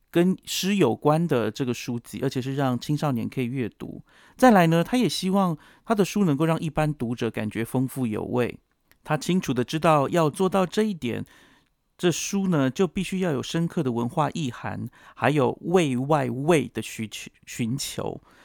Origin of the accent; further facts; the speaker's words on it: Yuli, Hualien County, Taiwan; moved away; also born or lived in Taichung; 是花莲人的关系